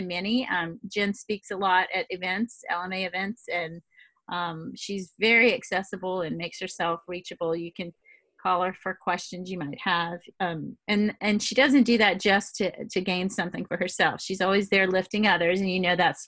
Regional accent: Louisiana, United States; accent: Louisiana; also born or lived in Massachusetts; I know by my accent you can't tell that I ever stepped outside of Louisiana, but I did live in Massachusetts for about 12 years

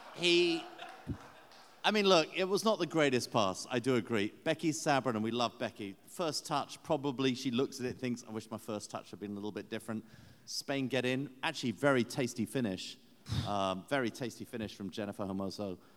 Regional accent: England, United Kingdom; this Englishman

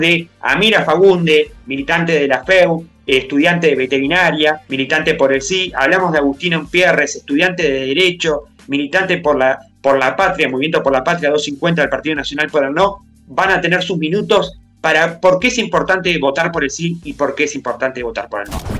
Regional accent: Paysandú, Uruguay; yo soy de Paysandú

